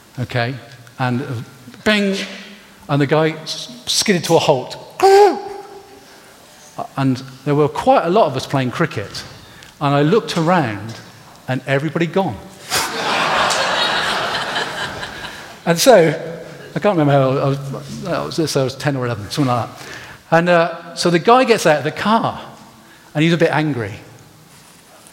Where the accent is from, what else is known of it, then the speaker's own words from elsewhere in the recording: Gloucestershire, South West England, United Kingdom; I grew up in Gloucestershire.